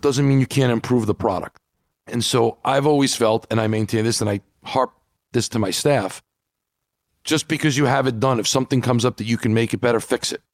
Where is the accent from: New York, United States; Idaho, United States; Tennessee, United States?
New York, United States; New York City; I grew up in New York and Marv Albert was doing every sport